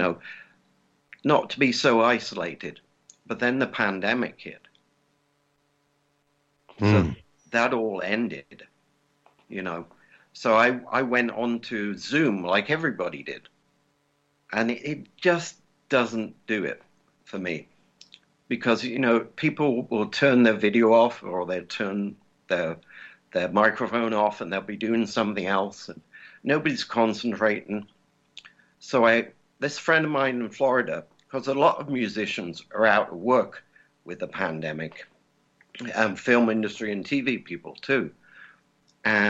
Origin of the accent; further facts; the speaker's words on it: England, United Kingdom; also born or lived in California; now in Indiana, United States; I'm English. So I lived in California for a while.